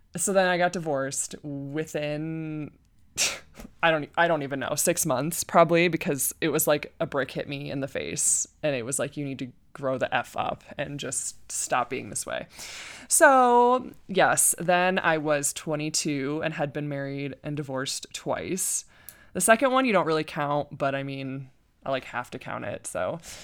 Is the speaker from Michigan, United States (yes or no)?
yes; Flint, Michigan, United States; now in Colorado, United States; I was born and raised in Michigan, Flint, Michigan